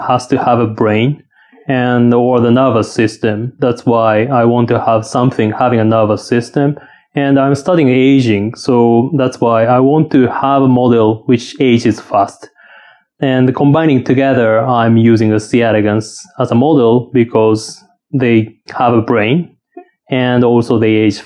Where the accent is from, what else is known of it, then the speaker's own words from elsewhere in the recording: Kagawa, Japan; accent: Shikoku; English is a second language; moved away as an adult; also born or lived in Saitama Prefecture / United States; So I was born in Kagawa Prefecture in the Shikoku Island in Japan. And I was grown up there.